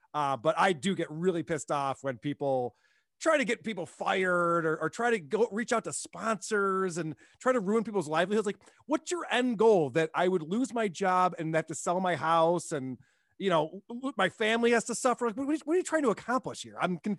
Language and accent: English; Germany; Maybe it's a generational thing, or maybe it's, you know, growing up in Germany.